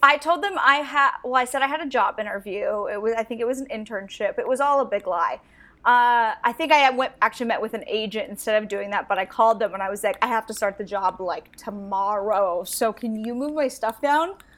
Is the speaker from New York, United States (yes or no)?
no; Astoria, Oregon, United States; also born or lived in Warrenton, Oregon; I grew up in a super small town in Oregon